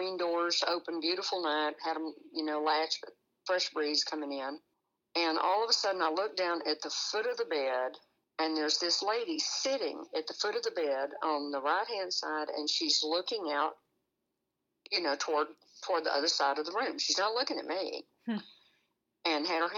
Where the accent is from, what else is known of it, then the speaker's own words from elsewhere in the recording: San Antonio, Texas, United States; also born or lived in Brackettville, Texas; I'm originally from San Antonio, Texas.